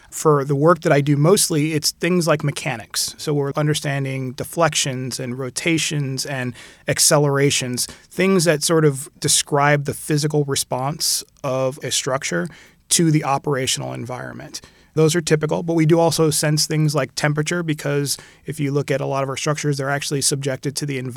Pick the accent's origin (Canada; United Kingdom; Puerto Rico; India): Puerto Rico; also born or lived in Philadelphia / California / Jamaica / Barbados; I was born in Philadelphia, and we moved to California when I was really young. And I spent most of my youth actually in the Caribbean. Most of it was in Puerto Rico